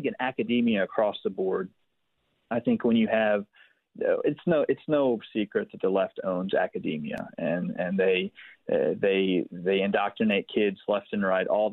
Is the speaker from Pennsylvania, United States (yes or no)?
yes; Philadelphia, Pennsylvania, United States; born or raised there